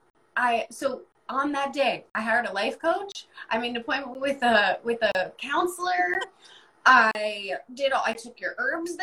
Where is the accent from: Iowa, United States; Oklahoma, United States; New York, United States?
Iowa, United States; now in East Coast, United States; I grew up in Iowa